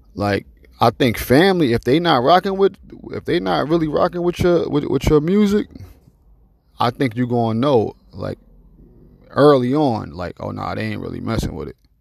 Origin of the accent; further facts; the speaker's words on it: Newark, New Jersey, United States; I'm from Newark, New Jersey